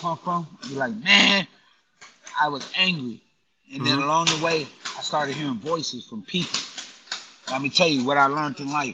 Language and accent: English; Grand Rapids, Michigan, United States; moved away as an adult; also born or lived in Chicago, Illinois; now in New York City, United States; I've been in New York City longer than I've been in my hometown of Grand Rapids, Michigan